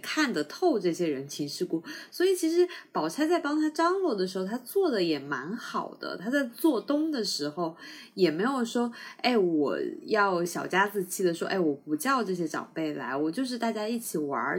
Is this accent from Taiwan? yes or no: no; Sichuan, China; now in South China; 我是四川人嘛，所以我从小不怎么吃海鲜